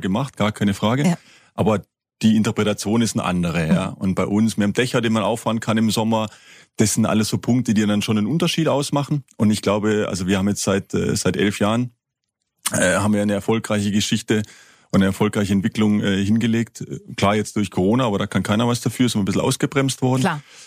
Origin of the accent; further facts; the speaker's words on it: High Black Forest, Baden-Württemberg, Germany; da ich ja ein, ein Kind des Hochschwarzwaldes bin